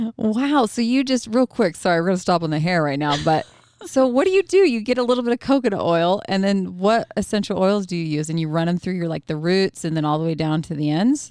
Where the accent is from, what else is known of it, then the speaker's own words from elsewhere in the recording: Oregon, United States; moved away; I'm I'm originally from Oregon